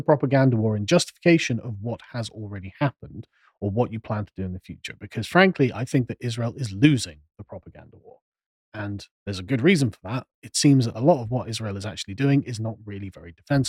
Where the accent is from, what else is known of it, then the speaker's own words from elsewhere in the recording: England, United Kingdom; Exactly. I'm an Englishman.